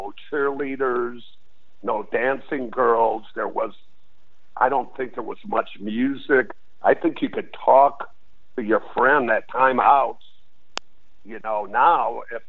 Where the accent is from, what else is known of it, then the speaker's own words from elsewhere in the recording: Detroit, Michigan, United States; moved away as an adult; also born or lived in San Diego, California; growing up in Detroit